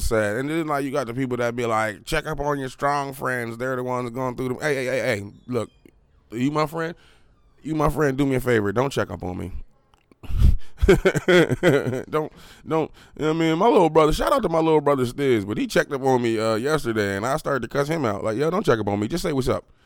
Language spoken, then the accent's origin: English; Harrisburg, Pennsylvania, United States; I'm from Harrisburg